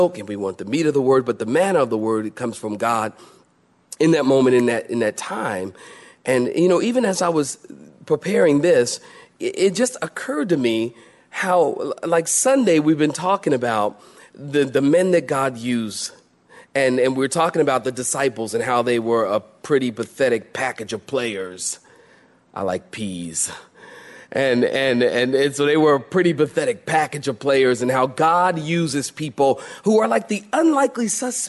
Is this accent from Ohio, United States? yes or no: no; Philadelphia, Pennsylvania, United States; I grew up in that world. I'm from Philadelphia